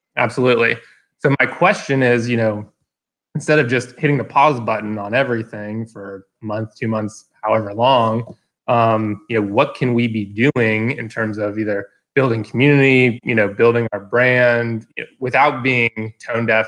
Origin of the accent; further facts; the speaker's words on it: Atlanta, Georgia, United States; I live in Atlanta, born and raised.